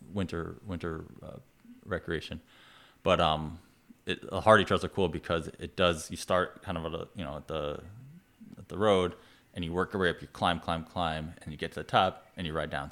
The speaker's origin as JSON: {"language": "English", "region": "New York", "country": "United States", "also_born_or_lived": "Vermont", "said": "I'm from New York"}